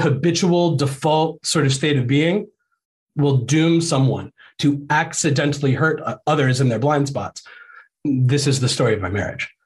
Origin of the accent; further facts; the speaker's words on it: Ohio, United States; moved away as an adult; also born or lived in Florida; we're like both from Ohio and our families are from Ohio